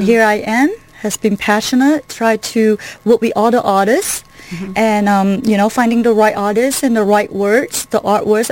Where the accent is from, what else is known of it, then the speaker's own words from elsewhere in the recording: Kuala Lumpur, Malaysia; moved away as an adult; now in United States; originally from Kuala Lumpur, Malaysia